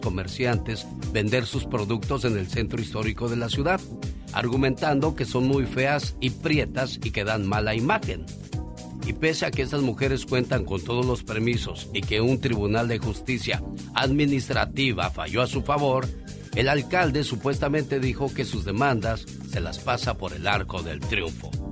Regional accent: Guerrero, Mexico; moved away; also born or lived in Mexico City; Nosotros somos del estado de Guerrero

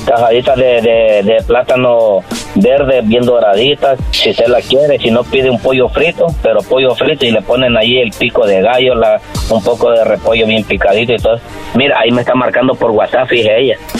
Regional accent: Honduras; yo soy de Honduras

